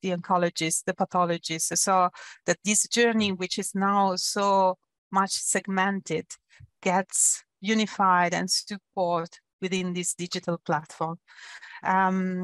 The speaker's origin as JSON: {"language": "English", "country": "Italy", "also_born_or_lived": "Germany", "moved": "as an adult", "lives_now": "Zurich, Switzerland", "said": "I come from Italy. I studied in Italy"}